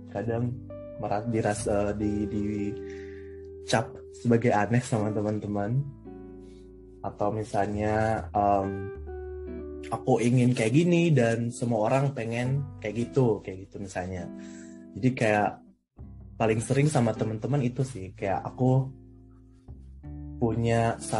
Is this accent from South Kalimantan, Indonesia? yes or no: no; Manado, North Sulawesi, Indonesia; now in Göttingen, Germany; Aku dari Manado. Dulu aku sekolah di SMA Negeri 1 Manado.